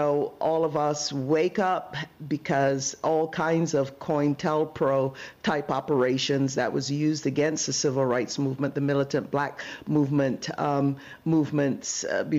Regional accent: Barbados; also born or lived in Brooklyn, United States; now in United States; when I lived in Brooklyn before moving to California, that was the place that my family, we immigrated from Barbados to Crown Heights.

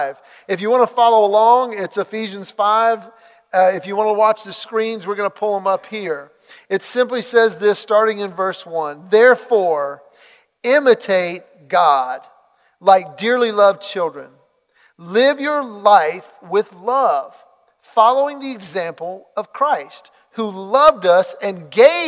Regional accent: Los Angeles, California, United States; I was born in Los Angeles

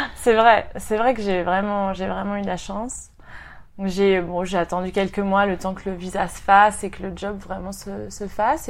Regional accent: Rennes, Brittany, France; moved away as an adult; also born or lived in Paris; now in Sydney, Australia; je viens de Rennes, en Bretagne, et j'habite à Sydney dans le quartier de King's Cross

